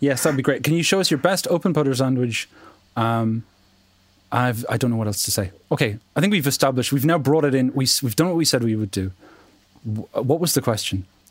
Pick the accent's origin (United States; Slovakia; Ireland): Ireland; as an Irish person